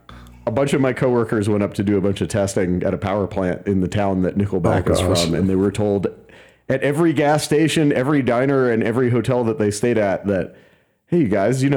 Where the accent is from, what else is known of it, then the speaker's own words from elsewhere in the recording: United States; we're grumpy ass Americans who are as broke musicians.